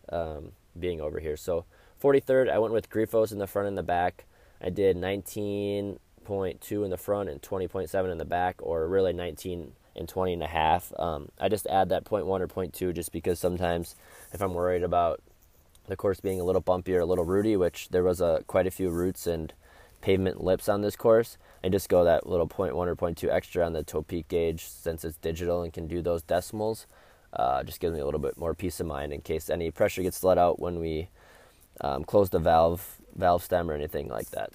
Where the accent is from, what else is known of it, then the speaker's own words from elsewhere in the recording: Wisconsin, United States; my home state of Wisconsin